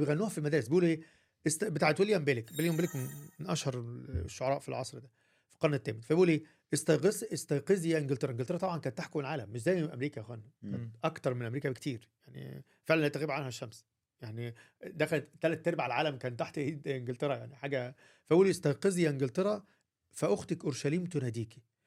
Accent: Egypt; عندنا في مصر

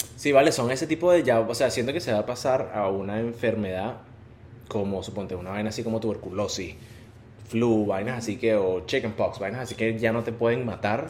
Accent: Maracay, Aragua, Venezuela; Y Maracay, donde soy yo

